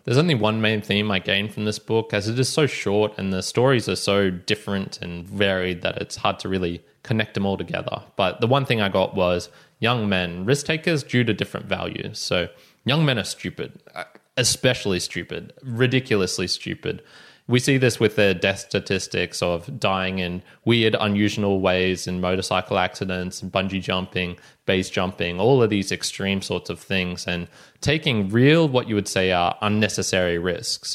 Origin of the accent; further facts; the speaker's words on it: Australia; me being Australian